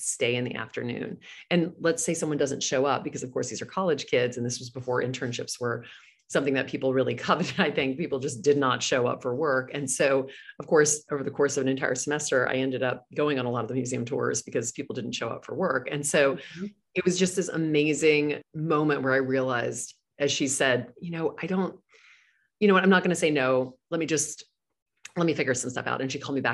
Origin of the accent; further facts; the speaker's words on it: Louisiana, United States; moved away as an adult; now in New York City, United States; I grew up in Louisiana